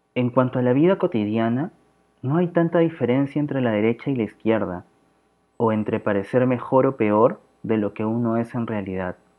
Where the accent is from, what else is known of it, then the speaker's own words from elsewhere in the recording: Lima, Peru; soy de Lima, Perú